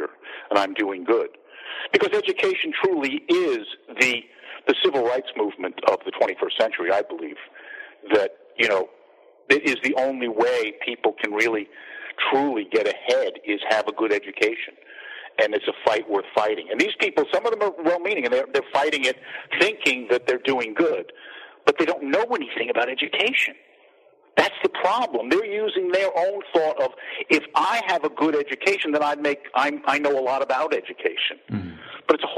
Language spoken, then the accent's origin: English; Long Island, New York, United States; moved away; I'm from Long Island originally